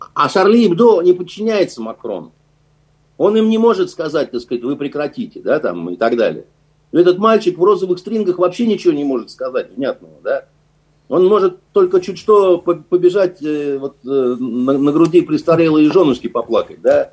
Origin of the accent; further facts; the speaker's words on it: Russia; мы из России